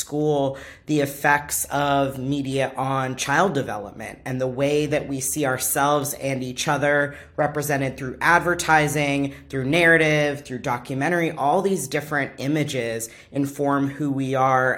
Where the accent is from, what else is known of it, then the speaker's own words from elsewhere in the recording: Orange County, California, United States; growing up in Orange County, California